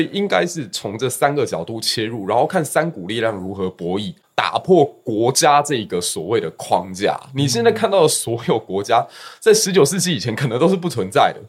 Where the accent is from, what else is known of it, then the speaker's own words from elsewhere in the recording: Kaohsiung, Taiwan; also born or lived in Fengshan District, Kaohsiung; 我是高雄小港区长大，然后后来有到峰山区去